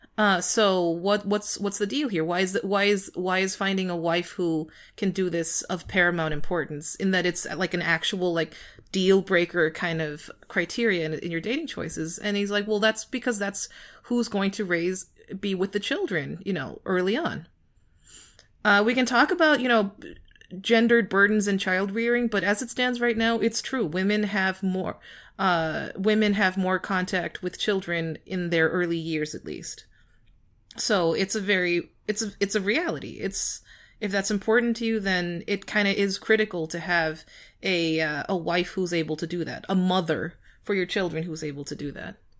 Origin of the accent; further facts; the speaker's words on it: United States; my American cousin